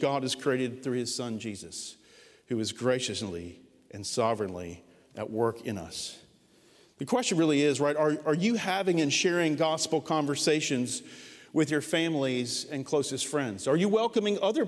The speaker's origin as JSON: {"language": "English", "country": "United States", "said": "as American Christians"}